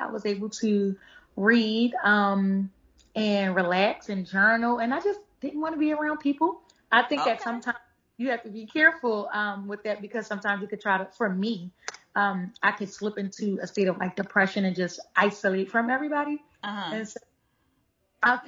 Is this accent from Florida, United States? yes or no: no; Philadelphia, Pennsylvania, United States; I am from North Philadelphia, born and raised.